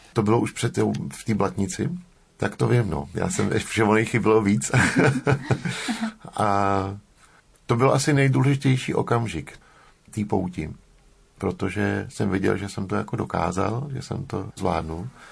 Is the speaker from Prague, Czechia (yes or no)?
yes; Prague, Czechia; jsem se narodil v Praze